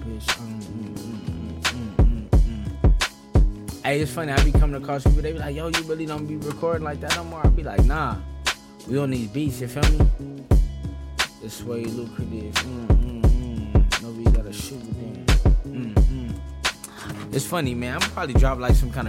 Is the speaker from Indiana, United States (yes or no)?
no; Los Angeles, California, United States; I'm from the West Coast. I'm from L.A.